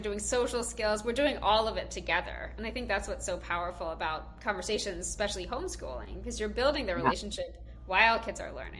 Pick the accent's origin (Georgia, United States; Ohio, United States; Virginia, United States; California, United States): Georgia, United States; now in Boston, United States; I'm originally from Georgia, actually, but my kids are Boston born and raised.